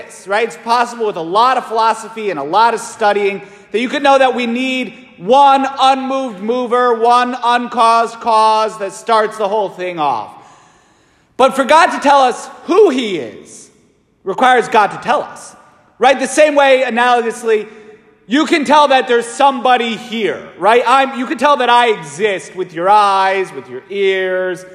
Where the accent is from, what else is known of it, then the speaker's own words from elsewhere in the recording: Waterbury, Connecticut, United States; I'm from Waterbury